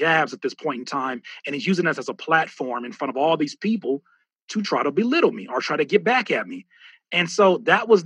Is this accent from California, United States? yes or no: yes; Southern California, United States; we're from Southern California